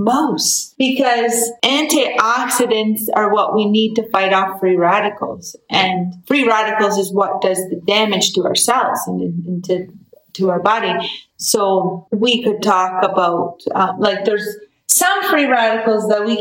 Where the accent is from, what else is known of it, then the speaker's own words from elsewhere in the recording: East Coast, Canada; now in Alberta, Canada; I grew up on the East Coast. We don't really do steak